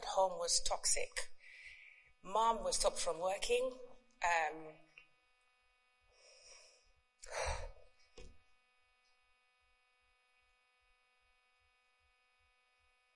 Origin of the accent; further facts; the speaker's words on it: Uganda; English is a second language; moved away; I was born in Uganda. I don't know if many of you know where Uganda is. Somewhere in Africa. Yeah, and I have two siblings. I've lost my parents now, but I was raised by my grandmother in the village, upcountry